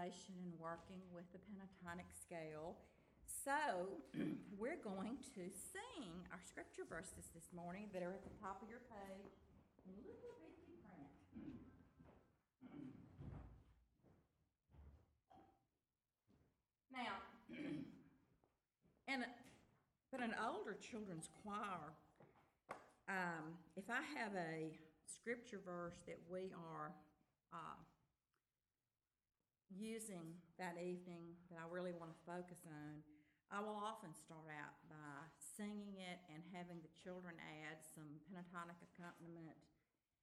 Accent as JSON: {"language": "English", "town": "Tupelo", "region": "Mississippi", "country": "United States", "tie": "born or raised there", "said": "I'm from Tupelo, Mississippi, and I'm very old."}